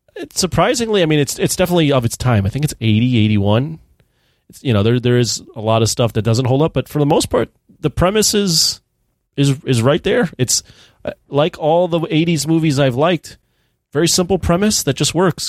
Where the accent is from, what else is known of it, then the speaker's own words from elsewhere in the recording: United States; as an American over here